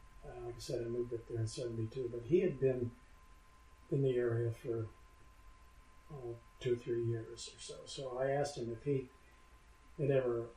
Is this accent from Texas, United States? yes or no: no; Inglewood, California, United States; I was born in Inglewood, California, which is a suburb of Los Angeles